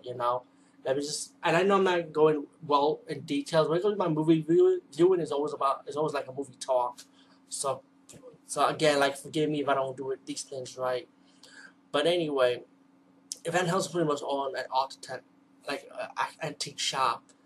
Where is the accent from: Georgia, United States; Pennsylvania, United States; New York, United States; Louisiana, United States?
New York, United States; New York City; I'm from the East Coast, from the Bronx of New York.